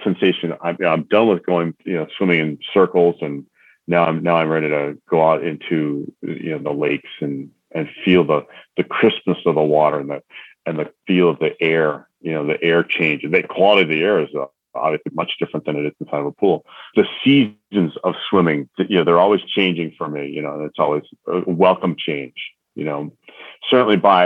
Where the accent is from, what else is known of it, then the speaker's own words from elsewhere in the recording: Northeastern Pennsylvania, United States; So I'm from the Northeast. So we all, you know, part of the country, you know, Northeastern Pennsylvania